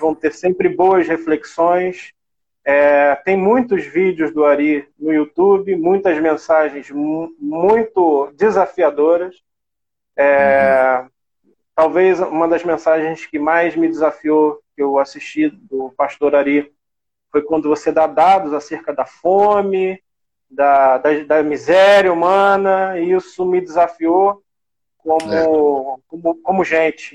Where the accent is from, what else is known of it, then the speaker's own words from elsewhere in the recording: Brazil; como brasileiros